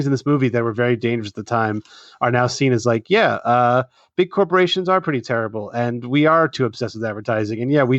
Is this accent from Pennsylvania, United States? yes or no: yes; Philadelphia, Pennsylvania, United States; I grew up around the Philadelphia area, and so that movie was kind of a big deal when it came out, obviously.